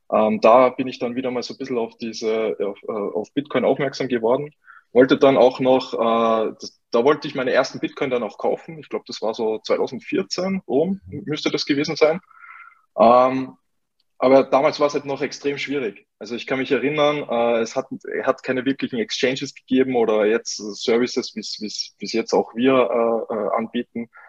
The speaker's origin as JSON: {"language": "German", "region": "Salzburg", "country": "Austria", "tie": "born or raised there", "accent": "Austrian", "said": "Ähm, ich komme aus Österreich, wie man vielleicht äh, ein wenig hört. Ich werde mich bemühen, ähm, meinen österreichischen Akzent ein bisschen zu verstecken. Ähm, genau, ich komme aus Salzburg, ähm, bin äh, ja in Salzburg auch auf, aufgewachsen"}